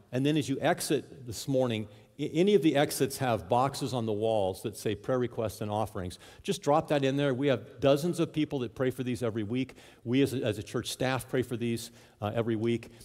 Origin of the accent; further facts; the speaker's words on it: Southern California, United States; now in South Dakota, United States; I grew up in Southern California